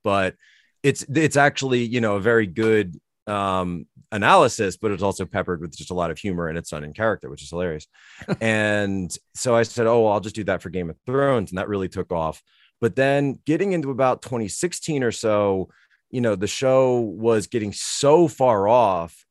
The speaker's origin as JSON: {"language": "English", "town": "Philadelphia", "region": "Pennsylvania", "country": "United States", "said": "I'm from Philadelphia"}